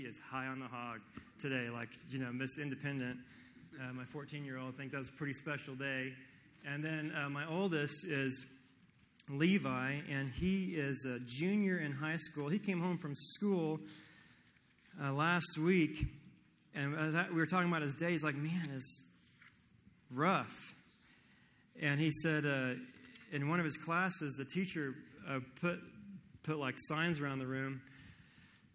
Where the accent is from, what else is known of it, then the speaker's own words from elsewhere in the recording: Kansas, United States; I am from Kansas